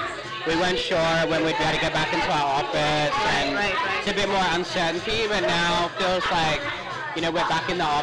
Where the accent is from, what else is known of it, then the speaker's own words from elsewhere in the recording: Australia; now in Shanghai, China; I'm originally from Australia.